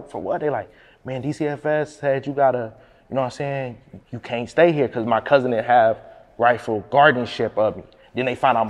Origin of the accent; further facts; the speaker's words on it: Peoria, Illinois, United States; I'm from Peoria. So like when you tell people that, like when I'm out of town, I'm like, yeah, I'm from Peoria, Illinois